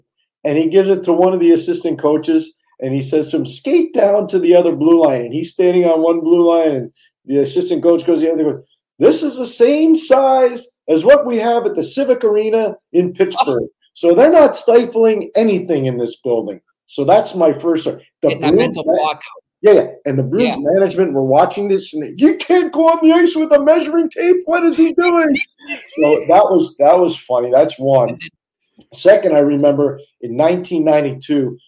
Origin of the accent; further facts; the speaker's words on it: Montreal, Quebec, Canada; growing up in Montreal.